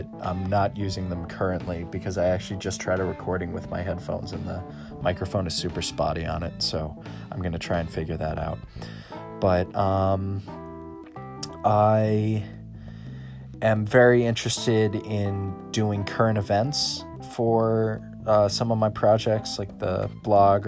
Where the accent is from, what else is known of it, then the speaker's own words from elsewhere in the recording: Scituate, Massachusetts, United States; I'm from Scituate, and I'm a media arts major at Massasoit.